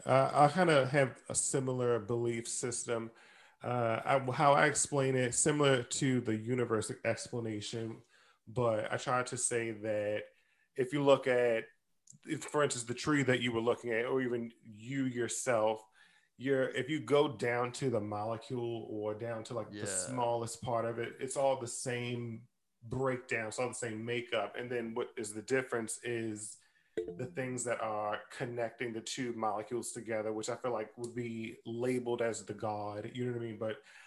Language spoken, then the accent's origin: English; Maryland, United States; I'm actually from Maryland. So it's like deep southern root system